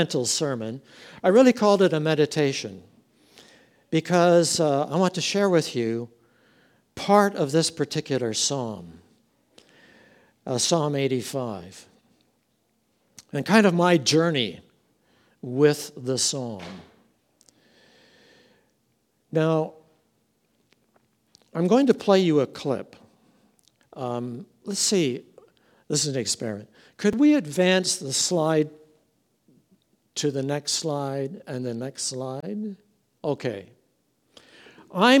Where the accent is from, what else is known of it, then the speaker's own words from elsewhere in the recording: Meaford, Ontario, Canada; also born or lived in Abilene, Texas; I'm from Meaford